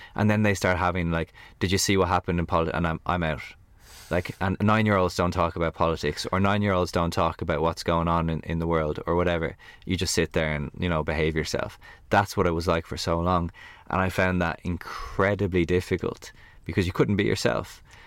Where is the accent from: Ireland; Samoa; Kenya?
Ireland; as an Irish person